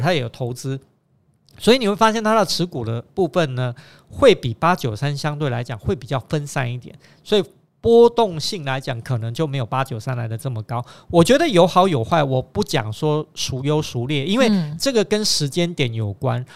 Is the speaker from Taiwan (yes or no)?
yes; Taiwan; 因为我们是台湾人